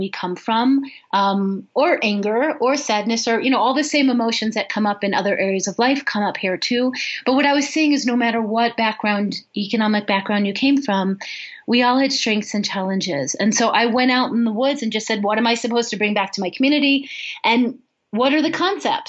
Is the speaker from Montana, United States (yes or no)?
no; Chicago, Illinois, United States; now in Boulder, United States; I grew up in Chicago